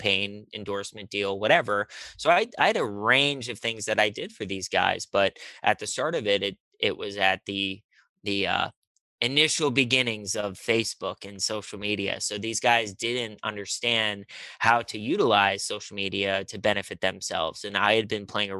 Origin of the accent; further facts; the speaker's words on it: Pittsburgh, Pennsylvania, United States; moved away as an adult; also born or lived in Charlotte, North Carolina; now in Los Angeles, United States; I am from Pittsburgh, Pennsylvania